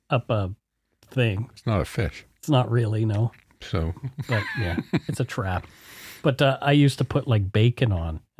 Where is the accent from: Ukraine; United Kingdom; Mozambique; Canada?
Canada; Strathroy, Ontario; born or raised there